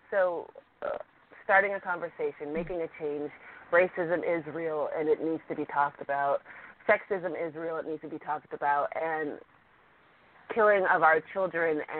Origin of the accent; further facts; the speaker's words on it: San Francisco, California, United States; I am from San Francisco, California